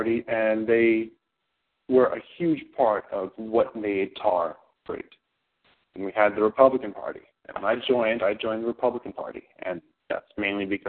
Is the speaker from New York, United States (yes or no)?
yes; New York City, New York, United States; I grew up in Queens